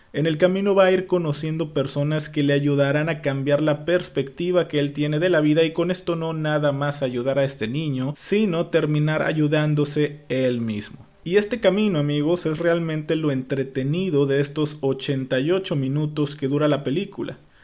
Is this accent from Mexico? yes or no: yes; Mexico; en mi caso como mexicano